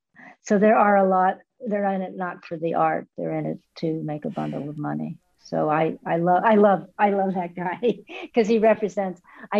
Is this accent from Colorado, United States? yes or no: no; Los Angeles, California, United States; also born or lived in New York; now in Carmel-by-the-Sea, United States; I grew up in an artistic family. My father was a filmmaker. I grew up in Hollywood.